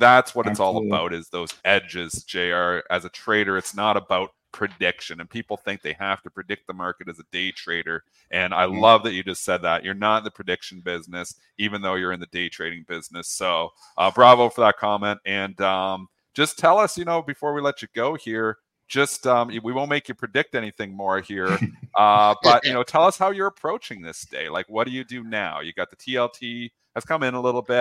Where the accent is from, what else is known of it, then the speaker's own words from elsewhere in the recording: Canada; I'm Canadian